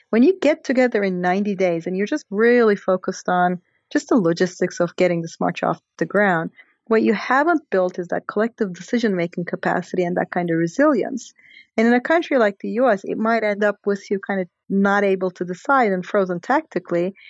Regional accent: Istanbul, Turkey; moved away; I'm from Turkey. So it's sort of a country that I know very well, obviously. And the Gezi Park protests uh, happened basically three blocks from where I was born

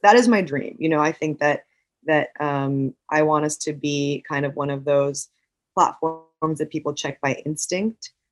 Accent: New York, United States; I grew up in New York.

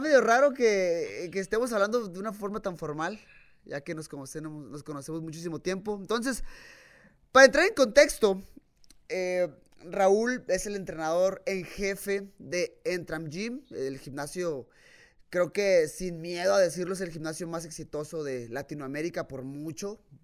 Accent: Tijuana, Baja California, Mexico; nací en Tijuana

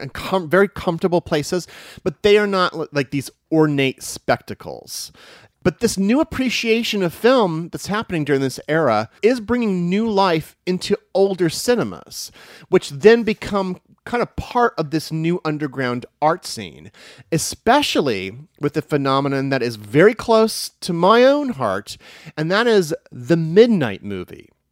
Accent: Missouri, United States; moved away as an adult; now in New York City, United States; I was a hayseed from Missouri

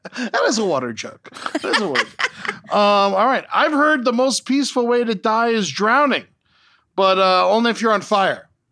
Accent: Florida, United States; I grew up in Florida

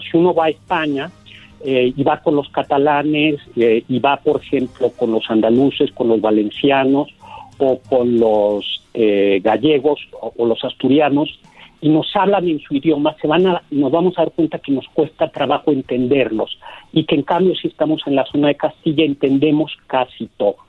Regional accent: Mexico City, Mexico; accent: chilango; Los chilangos, digamos, de clase media, tenemos un acento menos, como más neutral

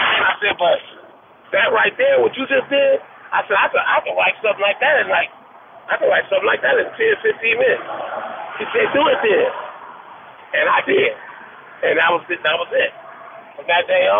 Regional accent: Compton, California, United States; I grew up in Compton, California

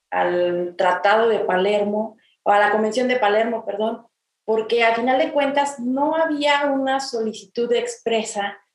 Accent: Mexico; como mexicanos efectivamente somos un Estado soberano

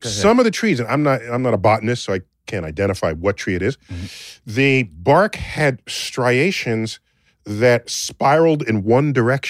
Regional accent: Northeast, United States; I'm from the Northeast

